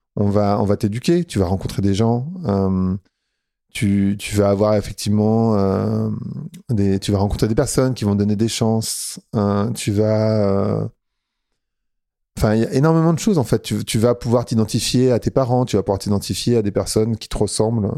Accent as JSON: {"language": "French", "area": "Paris suburbs", "region": "Île-de-France", "country": "France", "tie": "born or raised there", "moved": "as an adult", "lives_now": "Lisbon, Portugal", "said": "Moi, j'ai grandi en banlieue parisienne, dans une cité euh, dans le 95"}